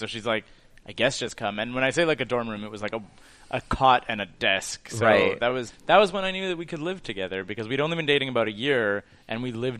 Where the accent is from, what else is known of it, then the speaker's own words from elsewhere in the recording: Rosemère, Quebec, Canada; I was a suburb kid, but I grew up in the Rosemere